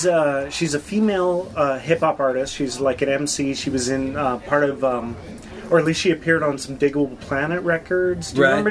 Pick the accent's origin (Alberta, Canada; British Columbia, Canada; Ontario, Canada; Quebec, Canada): Alberta, Canada; Calgary; I'm from Calgary